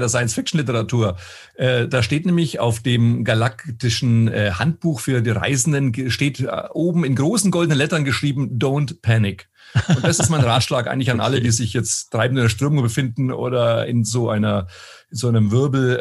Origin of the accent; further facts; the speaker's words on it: Münchberg, Bavaria, Germany; moved away as an adult; now in Koblenz, Germany; gebürtig komme ich aus einer kleinen Stadt im Fichtelgebirge in Oberfranken, mhm. aus Münchberg